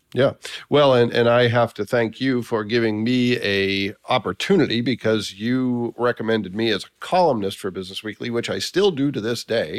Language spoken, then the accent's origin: English; Massachusetts, United States; I was from Massachusetts